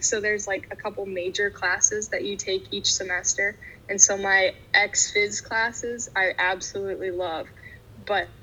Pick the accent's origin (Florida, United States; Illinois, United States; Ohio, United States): Ohio, United States; Bryan; I'm from Bryan, Ohio. So Caleb and I were buddies growing up